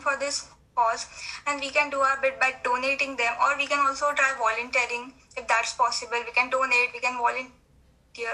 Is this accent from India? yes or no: yes; India; I'm from India